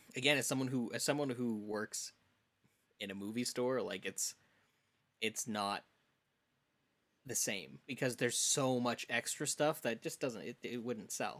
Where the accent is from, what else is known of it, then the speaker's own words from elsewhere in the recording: Saskatoon, Saskatchewan, Canada; I grew up in Saskatoon